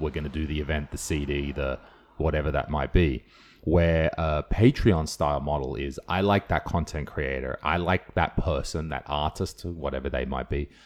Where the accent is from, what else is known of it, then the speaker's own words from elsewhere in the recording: Australia; I'm Australian